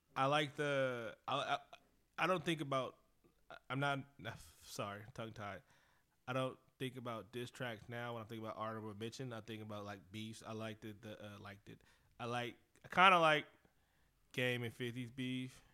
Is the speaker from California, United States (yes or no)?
yes; Oakland, California, United States; I'm from Oakland. Uh, Bay Area.